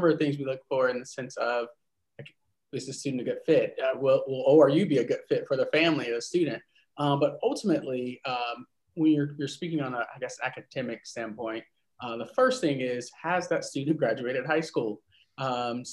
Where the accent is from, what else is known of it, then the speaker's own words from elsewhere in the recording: North Carolina, United States; Originally from North Carolina